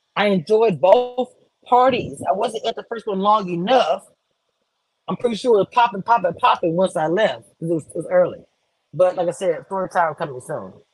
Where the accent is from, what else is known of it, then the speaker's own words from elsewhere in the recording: Louisiana, United States; I'm from Louisiana